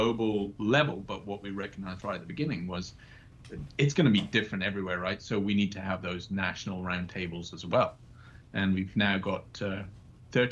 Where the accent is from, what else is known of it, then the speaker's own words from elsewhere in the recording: West Highlands of Scotland, United Kingdom; moved away as an adult; also born or lived in New Zealand / Australia / Edinburgh; I grew up in Scotland, in the West Highlands of Scotland